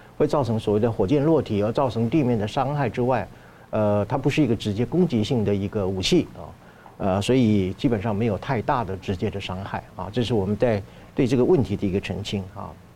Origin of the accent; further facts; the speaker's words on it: Taiwan; 我们台湾人有一句俗话嘛